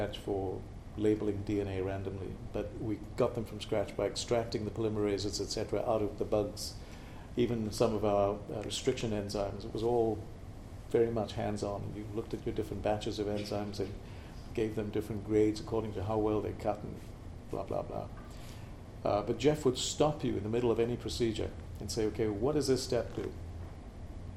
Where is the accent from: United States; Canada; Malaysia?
Malaysia; moved away; Born and raised in Malaysia